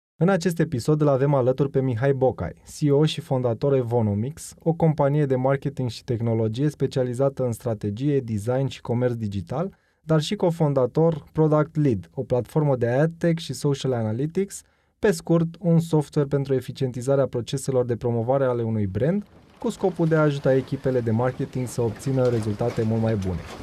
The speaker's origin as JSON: {"language": "Romanian", "town": "Mangalia", "region": "Constanța County", "country": "Romania", "tie": "born or raised there", "said": "eu am copilărit în Mangalia"}